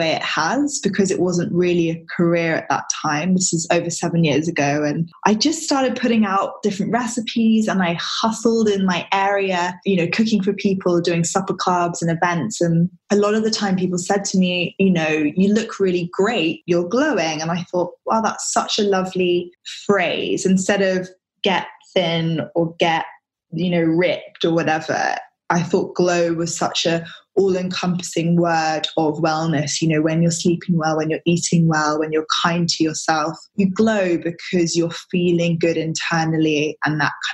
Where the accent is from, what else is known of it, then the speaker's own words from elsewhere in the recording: London, United Kingdom; moved away as an adult; also born or lived in Australia; I was brought up in London, but my parents are from New Zealand